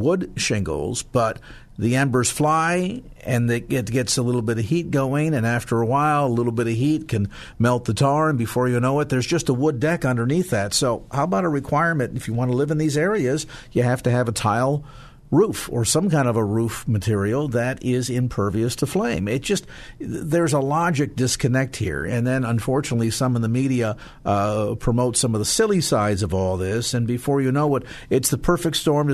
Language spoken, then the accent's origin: English; California, United States; I'm a Californian.